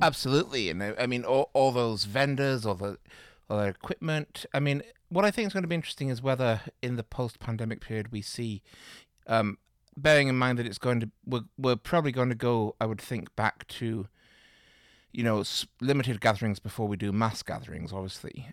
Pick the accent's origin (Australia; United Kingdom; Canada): United Kingdom; Manchester, North West England; moved away; I'm from Manchester in England